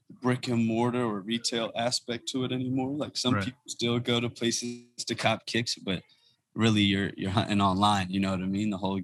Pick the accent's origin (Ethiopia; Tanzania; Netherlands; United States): Ethiopia; You know, he's from West Africa. I'm from East Africa. He's Nigerian. I'm Ethiopian.